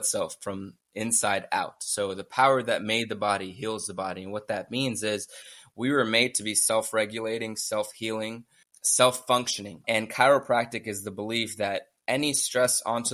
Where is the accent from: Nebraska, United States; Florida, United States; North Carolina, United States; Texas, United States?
Florida, United States; Miami; also born or lived in Coconut Creek, Florida; I was born and raised in Miami